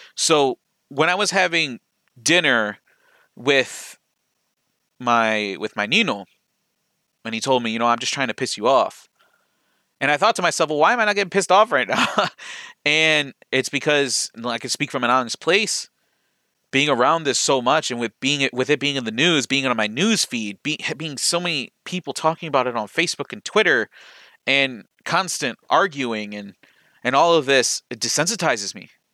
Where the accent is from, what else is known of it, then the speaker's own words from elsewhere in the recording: Lorain, Ohio, United States; where I grew up in Lorraine